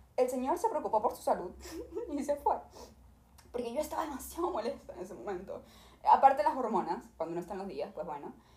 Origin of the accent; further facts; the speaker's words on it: Venezuela; now in Los Angeles, United States; yo soy de Venezuela